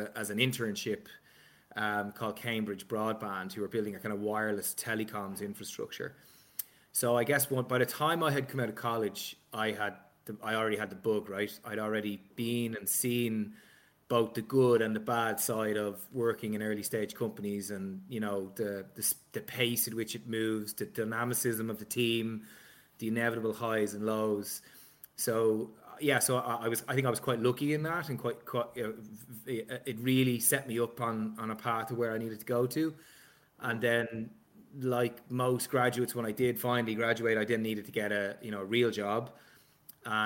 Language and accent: English; Balbriggan, Leinster, Ireland; accent: Dublin; I grew up in Balbriggan, which is on the seafront in North Dublin